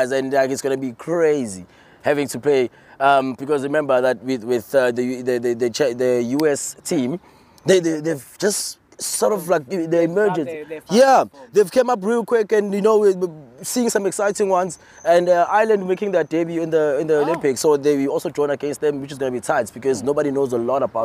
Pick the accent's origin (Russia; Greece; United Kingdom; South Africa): South Africa; I'm South African